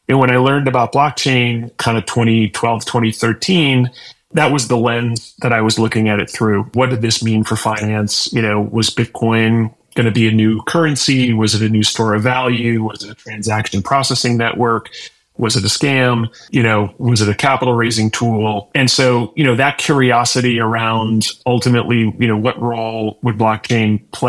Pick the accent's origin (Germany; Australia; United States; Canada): United States; Illinois; also born or lived in Minnesota / Wisconsin; But I grew up in the Midwest and in Illinois and Minnesota and Wisconsin.